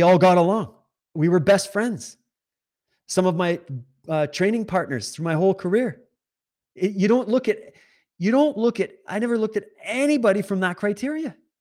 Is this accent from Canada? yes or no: yes; Canada; also born or lived in Alberta / Ontario / Saskatchewan; now in British Columbia, Canada; I was born in Alberta, raised in Sis-, Ontario and Saskatchewan, and I now resi-, reside in British Columbia